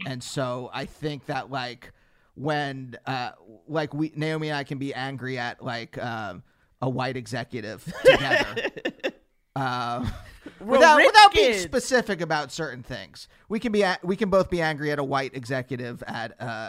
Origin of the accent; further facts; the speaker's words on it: Pennsylvania, United States; moved away as an adult; now in Los Angeles, United States; being Jewish from Pennsylvania, which is like really Christian